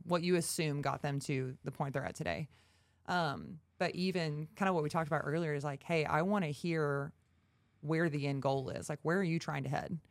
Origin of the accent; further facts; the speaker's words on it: Texarkana, United States; from Texarkana, been at B P R now for over four and a half years